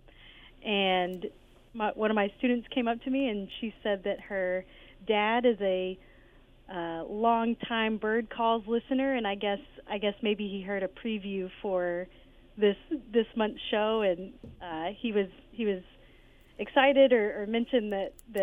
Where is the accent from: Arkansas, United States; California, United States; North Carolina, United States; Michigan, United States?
Arkansas, United States; North Little Rock; born or raised there; also born or lived in Memphis, Tennessee / Jonesboro, Arkansas